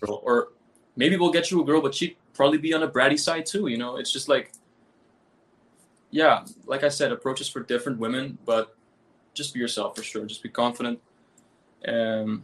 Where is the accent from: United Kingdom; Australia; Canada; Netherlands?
Netherlands; Amsterdam, North Holland; moved away; also born or lived in Caribbean; I was born in Amsterdam. Like, I'm actually from Holland. I'm Dutch.